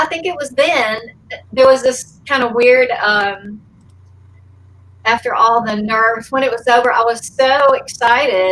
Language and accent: English; Forest Park, Georgia, United States; moved away as an adult; also born or lived in Alma, Georgia / California; we moved to a little town called Forest Park, which is near the Atlanta airport. And I went to elementary school there